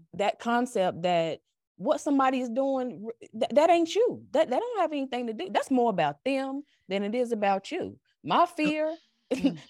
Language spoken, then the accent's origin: English; North Carolina, United States; accent: North Carolina; now in Virginia, United States; I was raised in the South. Like this accent you hear ain't Virginia. This is North Carolina.